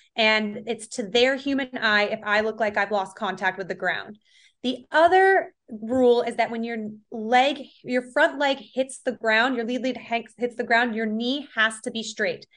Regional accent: Rush, New York, United States; I grew up in Rochester, New York, more specifically Rush. It's like a suburb of the Greater Rochester area

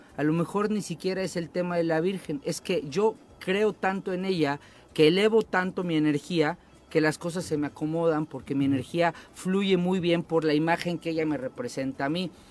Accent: Mexico; somos huevones los mexicanos

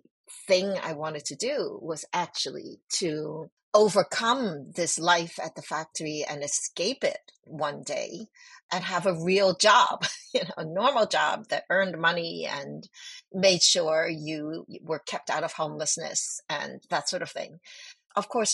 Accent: New York City, New York, United States; English is a second language; also born or lived in Hong Kong; I moved from Hong Kong to New York when I was 5 years old, and we were incredibly poor

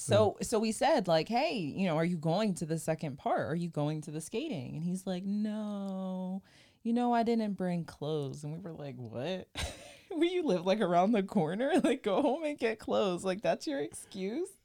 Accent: New Jersey, United States; I'm from South Jersey

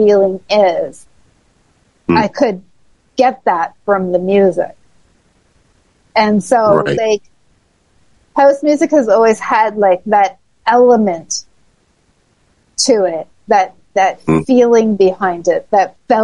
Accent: Toronto, Ontario, Canada; In Toronto, in my hometown

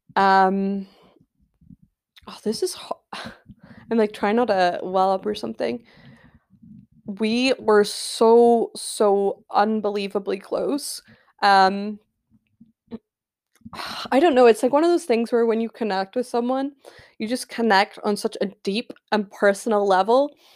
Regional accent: Scotland, United Kingdom; I live in Scotland. I am Scottish, born and bred.

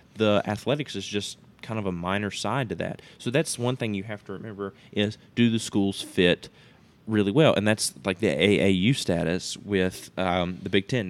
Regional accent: the South, United States; both of us growing up in the South, we were raised to hate Notre Dame

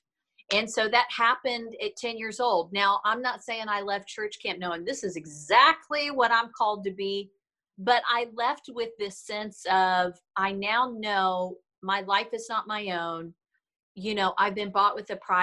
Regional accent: Kentucky, United States; we grew up in Kentucky in the South.

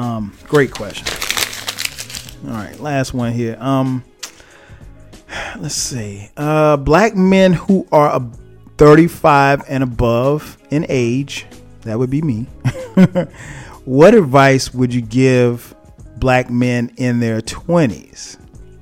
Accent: the South, United States; I grew up in the South

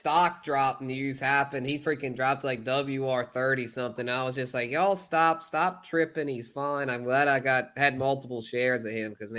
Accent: South Louisiana, United States; I'm from South Louisiana, so I kept up with LSU.

